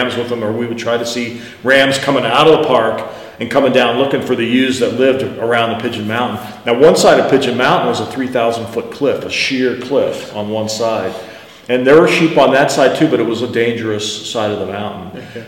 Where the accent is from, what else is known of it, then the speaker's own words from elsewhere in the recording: United States; I'm American guy